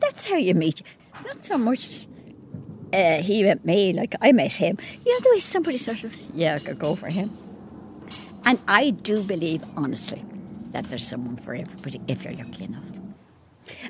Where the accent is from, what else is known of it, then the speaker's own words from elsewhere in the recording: Dublin, Leinster, Ireland; I was born in Dublin, lived in Dublin all my life